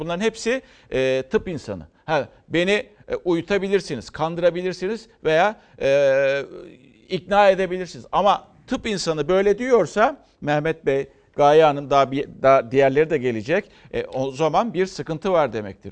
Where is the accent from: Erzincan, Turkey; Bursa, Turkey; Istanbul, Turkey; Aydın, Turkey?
Aydın, Turkey; Karacasu; memleketim Aydın Karaca Su'dan